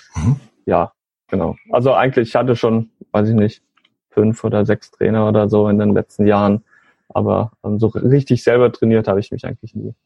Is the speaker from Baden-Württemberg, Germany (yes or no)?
yes; Northern Black Forest, Calw region, Baden-Württemberg, Germany; ich komme äh, so aus dem Nordschwarzwald äh, in der Region Kalf